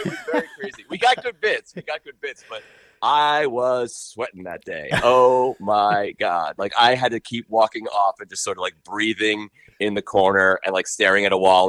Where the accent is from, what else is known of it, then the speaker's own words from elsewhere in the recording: Long Island, New York, United States; moved away; I'm from Long Island originally